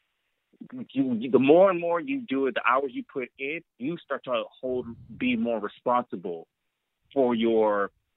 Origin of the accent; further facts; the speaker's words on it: Los Angeles, California, United States; I was born and raised in L.A.